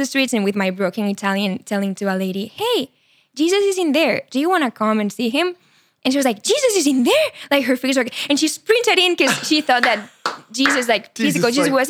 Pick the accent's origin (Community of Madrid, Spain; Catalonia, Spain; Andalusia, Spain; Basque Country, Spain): Catalonia, Spain; Barcelona; English is a second language; moved away as an adult; now in United States; So I'm from Spain, from Barcelona. Yes. I'm 25 years old. I grew up there. Amazing family, Catholic. Yeah. I studied psychology in college. And right after I finished psychology, I came to America. That was 4 years ago.